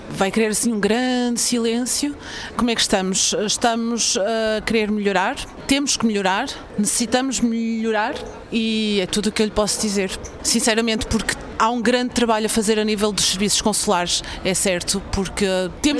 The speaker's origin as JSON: {"language": "Portuguese", "country": "Portugal", "moved": "yes", "lives_now": "Lausanne, Switzerland", "said": "como portuguesa"}